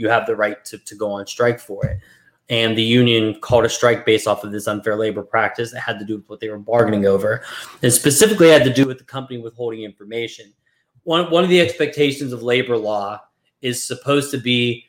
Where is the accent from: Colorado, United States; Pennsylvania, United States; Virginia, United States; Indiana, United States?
Pennsylvania, United States; Brackenridge; my hometown is from one of the areas that's striking in Brackenridge